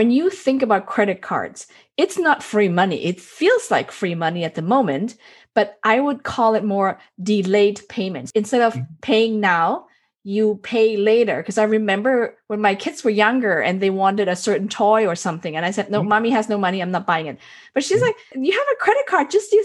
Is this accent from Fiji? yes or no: no; Germany; now in United States; when I was raised in Germany